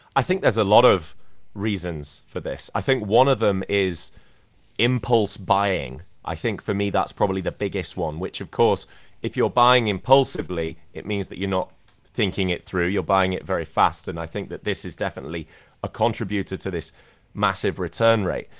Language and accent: English; Scarborough, Yorkshire and the Humber, United Kingdom; moved away as an adult; also born or lived in London; now in China; my hometown team, which is Scarborough